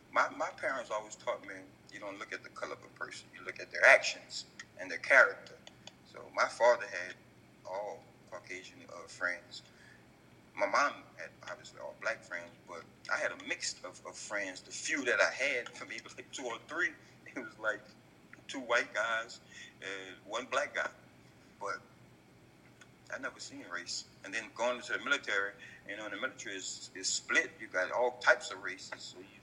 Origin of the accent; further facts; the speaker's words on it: the South, United States; I'm from Southern Distinct, so it's like being Southern, you have a high level of humility.